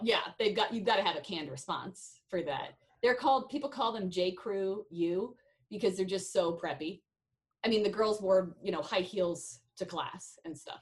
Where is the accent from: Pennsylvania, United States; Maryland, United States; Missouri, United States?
Missouri, United States; Kansas City; now in South Dakota, United States; I am from Kansas City, Missouri